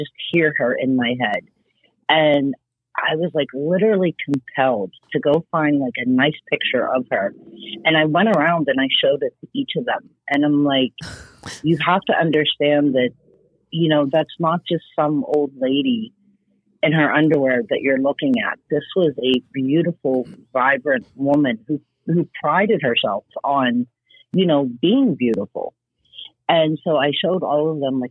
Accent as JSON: {"language": "English", "town": "Pittsburgh", "region": "Pennsylvania", "country": "United States", "also_born_or_lived": "Los Angeles", "moved": "yes", "lives_now": "Florida, United States", "said": "I'm from Pittsburgh"}